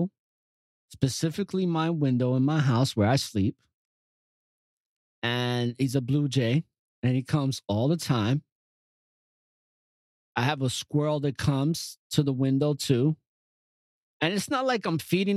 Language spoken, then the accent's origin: English; New York City, New York, United States; also born or lived in Yonkers / New Windsor; growing up in New York City